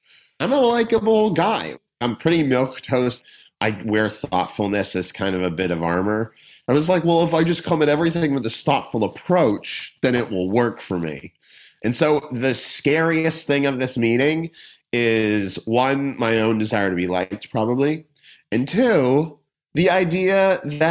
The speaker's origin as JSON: {"language": "English", "town": "Boston", "region": "Massachusetts", "country": "United States", "tie": "born or raised there", "also_born_or_lived": "the Midwest / United Kingdom / Europe / Australia", "moved": "yes", "lives_now": "Los Angeles, United States", "said": "I grew up in Boston"}